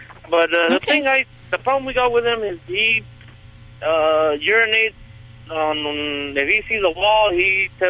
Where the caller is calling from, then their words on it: Yuma, Arizona, United States; I'm calling from Yuma, Arizona.